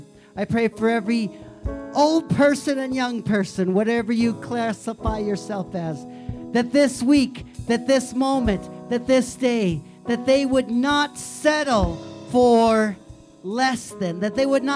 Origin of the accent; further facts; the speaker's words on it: Missouri, United States; also born or lived in South Dakota; now in Colorado Springs, United States; I grew up in Missouri, but for 2 years I lived in South Dakota